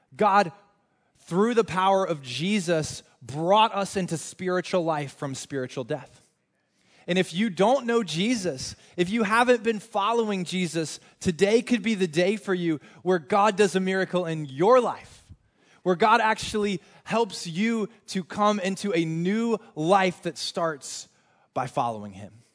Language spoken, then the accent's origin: English; North Carolina, United States; moved away; I am from North Carolina. We are huge in college basketball in North Carolina